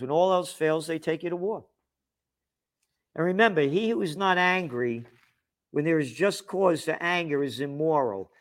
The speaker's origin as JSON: {"language": "English", "country": "United States", "said": "I'm an American"}